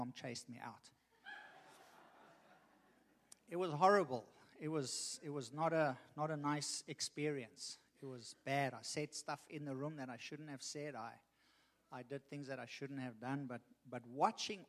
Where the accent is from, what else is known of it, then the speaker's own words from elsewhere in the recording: Richmond, Virginia, United States; I'm from Richmond